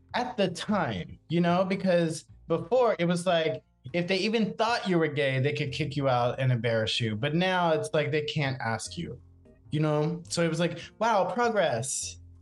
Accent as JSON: {"language": "English", "town": "Macedonia", "region": "South Carolina", "country": "United States", "tie": "born or raised there", "also_born_or_lived": "New Jersey", "moved": "as an adult", "lives_now": "New York City, United States", "said": "I'm from Charleston like a little teeny tiny town right out, called Macedonia"}